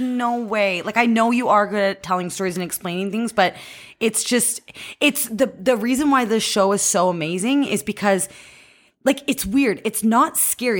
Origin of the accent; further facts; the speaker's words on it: Cambridge, Ontario, Canada; I'm from Cambridge, Ontario